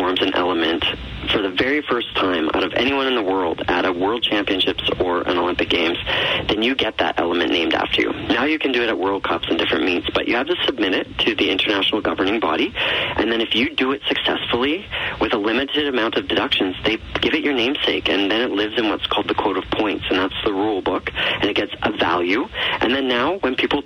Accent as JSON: {"language": "English", "town": "Calgary", "region": "Alberta", "country": "Canada", "tie": "born or raised there", "said": "I'm a Calgary boy"}